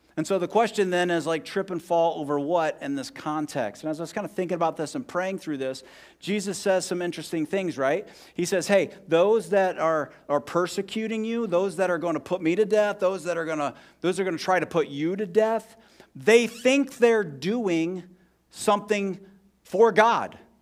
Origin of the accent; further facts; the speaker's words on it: Columbus, Ohio, United States; moved away as an adult; also born or lived in Scranton, Pennsylvania; now in Bloomington, United States; I grew up in Southwest Columbus, Ohio